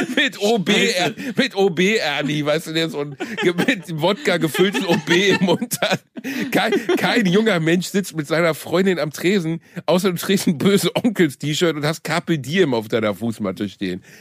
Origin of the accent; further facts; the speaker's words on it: Germany; ich bin ja Deutscher